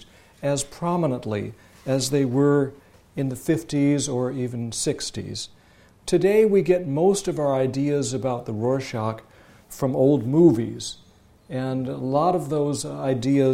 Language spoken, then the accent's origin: English; Sioux City, Iowa, United States; moved away; also born or lived in Palo Alto / Jerusalem / Boston; Sioux City, Iowa, my hometown where I grew up.